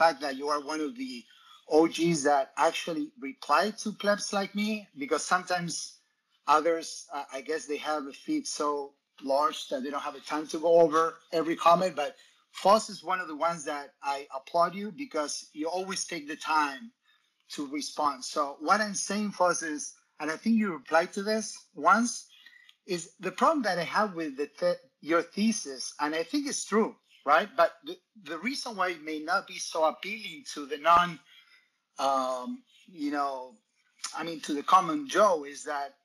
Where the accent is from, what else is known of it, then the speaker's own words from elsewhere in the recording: Argentina; moved away; I grew up in Latin America, in Argentina